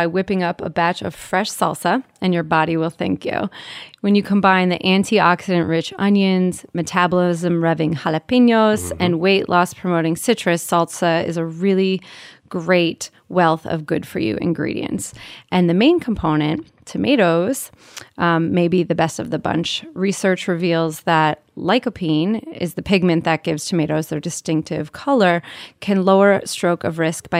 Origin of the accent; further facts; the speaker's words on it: New Jersey, United States; I'm from Jersey, so we have like that good